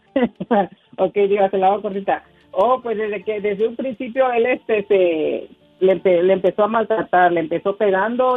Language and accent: Spanish; Villa Comaltitlán, Chiapas, Mexico; nací en en un pueblito que se llama, en un, un pueblito que se llama Villa Comaciclán... ahí en Chiapas